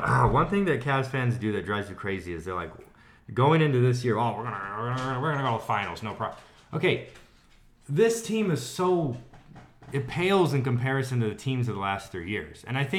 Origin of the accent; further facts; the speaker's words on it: Houston, Texas, United States; I'm from Houston.